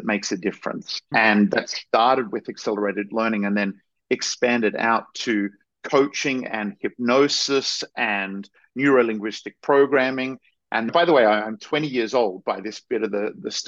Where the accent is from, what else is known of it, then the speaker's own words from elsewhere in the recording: Australia; I grew up in Australia, and I had, what was considered at the time sort of a normal, idyllic sort of Australian upbringing.